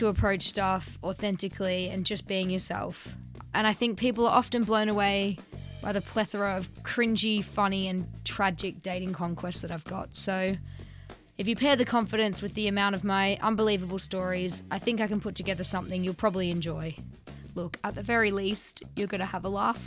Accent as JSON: {"language": "English", "town": "Melbourne", "region": "Victoria", "country": "Australia", "moved": "as an adult", "lives_now": "London, United Kingdom", "said": "I'm originally from Melbourne"}